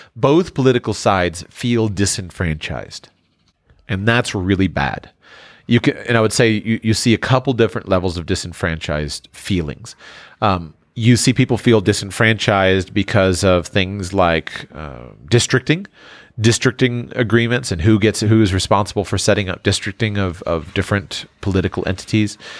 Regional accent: South Florida, United States; my hometown in, in, in South Florida

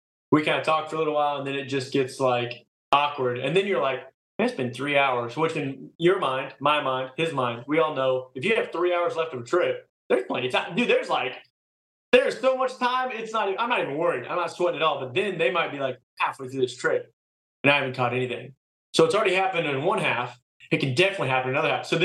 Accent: Kansas City, United States; moved away; I'm from Kansas City

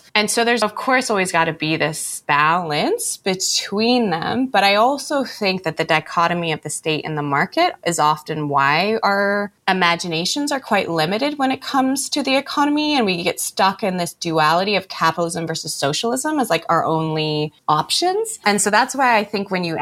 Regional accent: United States; I'm from the United States

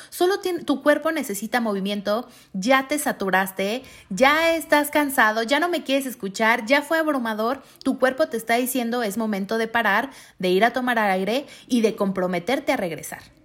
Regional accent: Mexico; Como mexicanos nos, nos merecemos vivir con esa calidad de vida

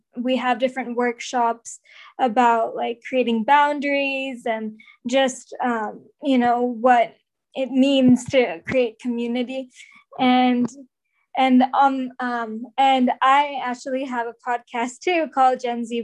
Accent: Bay Area, California, United States; I am from the Bay Area

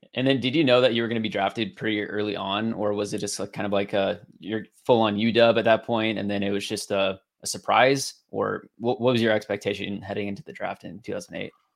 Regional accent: Ridgefield, Washington, United States; I grew up down here in Ridgefield

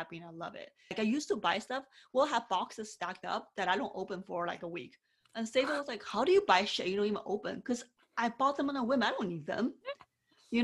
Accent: China; growing up in China, I was told all the time, you being a girl, only speak when you're spoken

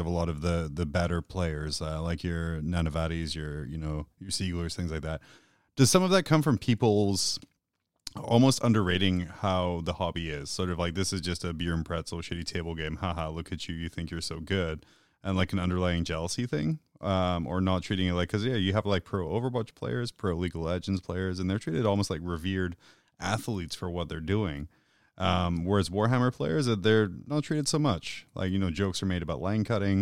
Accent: United Kingdom; as a British person

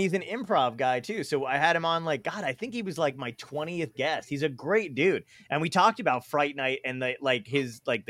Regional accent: Toms River, New Jersey, United States; I grew up in Tom's River

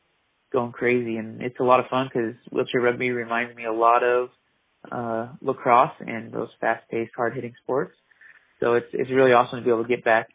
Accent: Idaho, United States; also born or lived in Oakland, California; I was born and raised in Oakland area and lived there till I was like 7 and then moved to Idaho. Been in Idaho ever since.

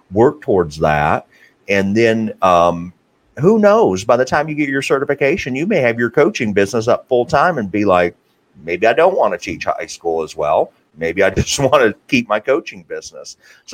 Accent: Tennessee, United States; I grew up and went to Tennessee

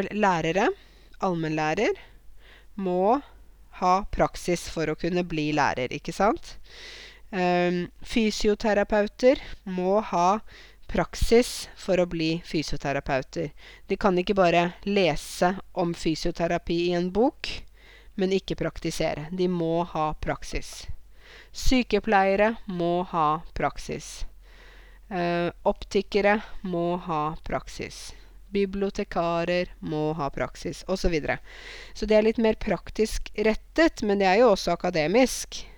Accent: Norway; vi bor i et land som er kaldt

